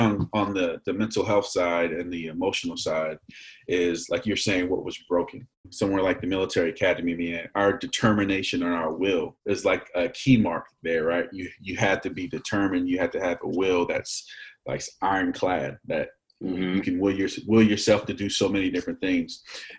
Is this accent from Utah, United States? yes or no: no; Frederick, Maryland, United States; also born or lived in North Carolina / Texas / Virginia; so I grew up late elementary school, middle school, and high school in Frederick, Maryland.